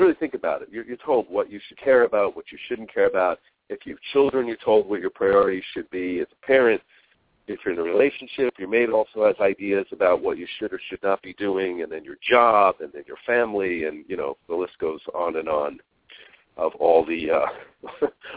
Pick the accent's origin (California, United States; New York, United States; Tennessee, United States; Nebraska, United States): New York, United States; moved away as an adult; growing up in New York